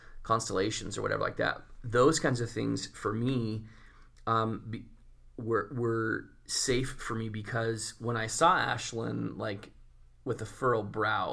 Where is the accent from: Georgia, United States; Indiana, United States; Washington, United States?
Washington, United States; Spokane; I grew up in Spokane, Washington